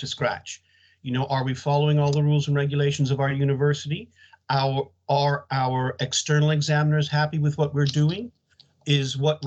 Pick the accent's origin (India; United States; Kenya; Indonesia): United States; moved away as an adult; also born or lived in Leeds, United Kingdom / London, United Kingdom; now in United Kingdom; as you may guess from my accent, I'm not from the UK. I went to high school in the United States